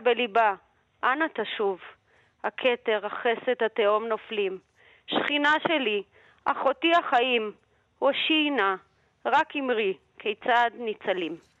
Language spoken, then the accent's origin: Hebrew; Moscow, Russia; now in Israel; אני עצמי ילידת מוסקבה